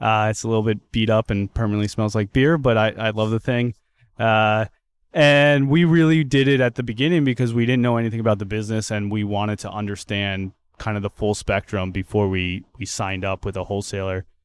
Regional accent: outside of Philadelphia, Pennsylvania, United States; now in Everett, United States; I grew up outside of Philadelphia.

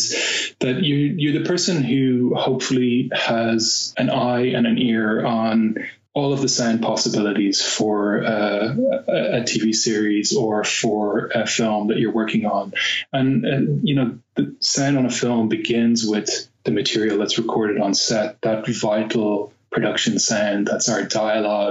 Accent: Dublin, Leinster, Ireland; moved away as an adult; now in London, United Kingdom; I'm originally from Dublin.

